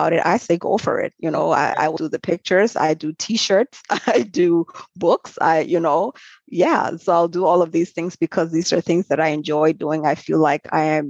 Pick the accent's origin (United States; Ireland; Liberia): Liberia; accent: Liberian; moved away; I'm originally from Liberia and I grew up in a tight-knit family